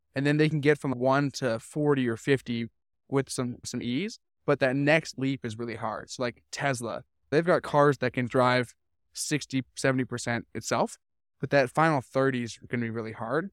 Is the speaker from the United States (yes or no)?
no; Vancouver, British Columbia, Canada; I grew up in Vancouver. I spent twenty-four years there.